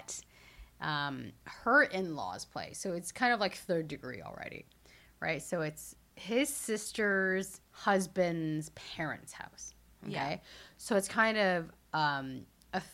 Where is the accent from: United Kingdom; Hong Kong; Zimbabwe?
Hong Kong; I was born in Hong Kong